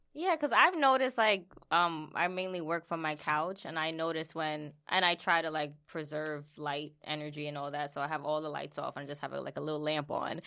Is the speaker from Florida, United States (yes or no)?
no; New York City, New York, United States; we went to high school together in the Bronx.